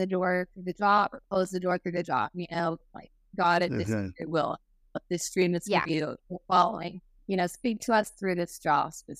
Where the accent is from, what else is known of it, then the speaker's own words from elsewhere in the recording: Texas, United States; moved away as an adult; now in Arkansas, United States; I love Texas. I'm a Texan for life.